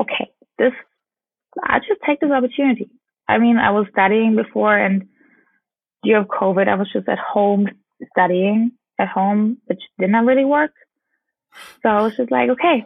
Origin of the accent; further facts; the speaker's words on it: Bamberg, Bavaria, Germany; English is a second language; moved away as an adult; now in Los Angeles, United States; my hometown